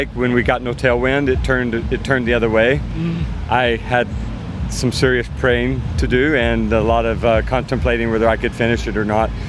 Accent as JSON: {"language": "English", "region": "Tennessee", "country": "United States", "said": "I'm from Tennessee."}